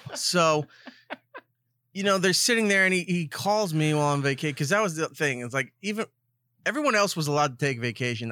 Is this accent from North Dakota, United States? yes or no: no; Long Island, New York, United States; born or raised there